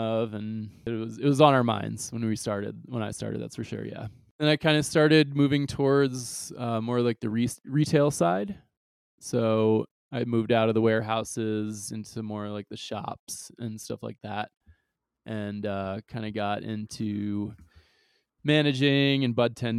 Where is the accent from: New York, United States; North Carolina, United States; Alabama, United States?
New York, United States; Long Island; also born or lived in St. Thomas, U.S. Virgin Islands; I like basically moved to upstate New York, but rather like Long Island